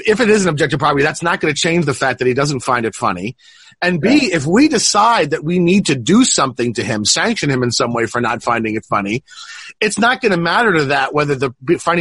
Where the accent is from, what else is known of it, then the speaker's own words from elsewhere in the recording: Italy; growing up in Italy